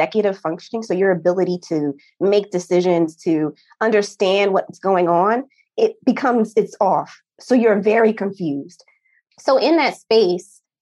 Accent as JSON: {"language": "English", "region": "New Jersey", "country": "United States", "moved": "yes", "said": "I'm from New Jersey originally"}